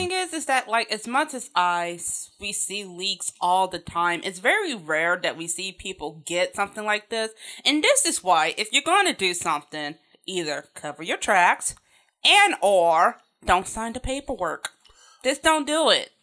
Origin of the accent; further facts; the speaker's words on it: Chicago, Illinois, United States; I grew up in Chicago